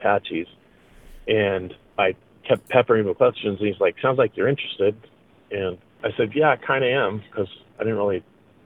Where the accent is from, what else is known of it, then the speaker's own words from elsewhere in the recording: Salmon, Idaho, United States; also born or lived in Boise, Idaho; My parents adopted me when I was a month old and went to live with them in Salmon